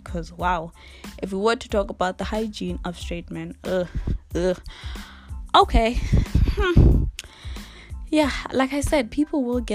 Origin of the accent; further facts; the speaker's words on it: Eswatini; I'm from Swaziland